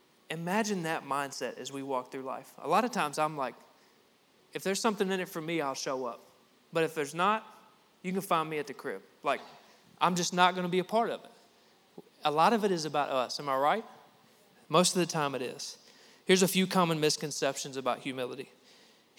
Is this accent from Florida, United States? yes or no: no; Cabot, Arkansas, United States; moved away; I came from Cabot, Arkansas.